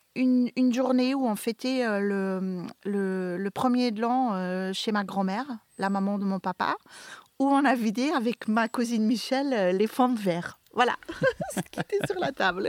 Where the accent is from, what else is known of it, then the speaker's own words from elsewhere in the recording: Flanders, Belgium; moved away as an adult; now in Beaumont-en-Véron, France; Les vins de mon pays natal, qui a eu maintenant une... Euh, la Belgique